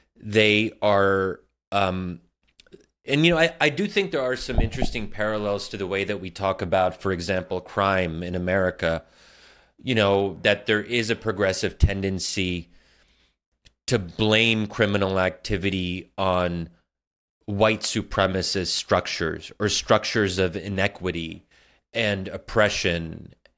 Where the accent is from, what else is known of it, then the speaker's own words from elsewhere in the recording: United States; I'm American